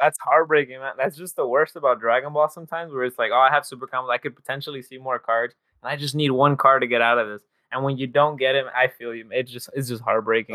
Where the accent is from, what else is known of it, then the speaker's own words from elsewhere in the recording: Los Angeles, California, United States; I'm from Los Angeles